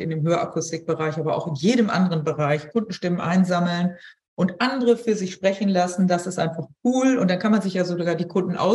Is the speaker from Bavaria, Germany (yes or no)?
no; Hamburg, Germany; Ich sage lieber nichts, ich bin da kleinlaut als Hamburgerin.